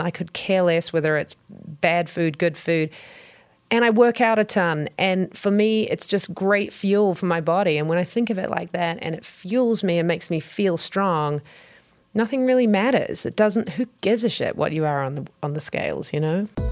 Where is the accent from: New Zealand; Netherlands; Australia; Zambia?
New Zealand; you can tell probably from my accent, I'm from New Zealand